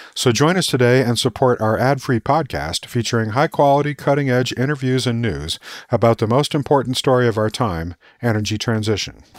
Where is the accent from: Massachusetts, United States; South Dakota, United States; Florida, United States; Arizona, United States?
Arizona, United States; Tucson; I grew up in Tucson, Arizona